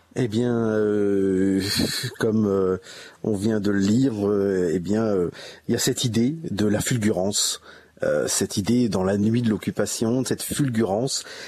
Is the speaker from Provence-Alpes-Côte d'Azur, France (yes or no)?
no; Meaux, Île-de-France, France; je suis né à Meaux, qui est une région qui est marquée, finalement par l'histoire